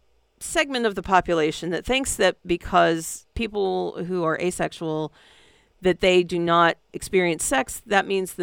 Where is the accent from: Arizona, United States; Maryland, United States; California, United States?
California, United States; San Francisco; because it's my hometown.